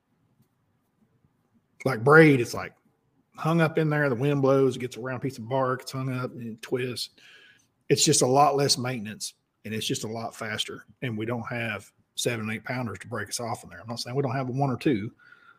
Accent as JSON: {"language": "English", "region": "Oklahoma", "country": "United States", "said": "We're both from Oklahoma"}